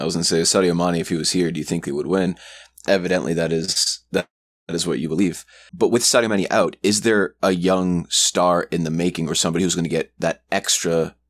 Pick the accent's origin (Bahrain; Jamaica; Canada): Canada; since we're from Canada